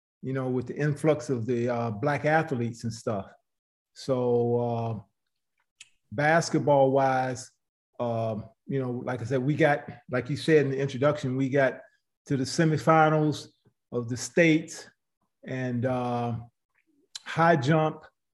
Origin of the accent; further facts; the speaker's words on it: Greensboro, North Carolina, United States; Well, growing up in Greensboro was definitely something that, everybody should have experienced in life. You know, I came through integration and busing in the 60s. I had always been in Black schools.